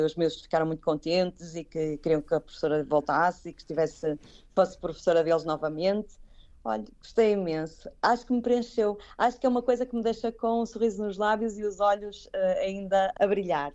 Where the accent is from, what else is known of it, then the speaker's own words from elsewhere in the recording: Braga, Norte, Portugal; moved away as an adult; now in Kuwait; eu, como sou de Braga, não tenho mar